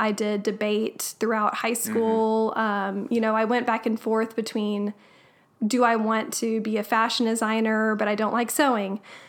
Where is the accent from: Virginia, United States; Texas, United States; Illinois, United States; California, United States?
Texas, United States; Andrews; I grew up in Andrews.